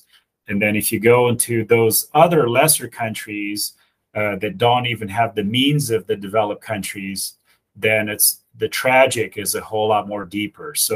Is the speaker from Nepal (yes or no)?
no; Romania; now in United States; So I was born in Europe. I was born in Romania.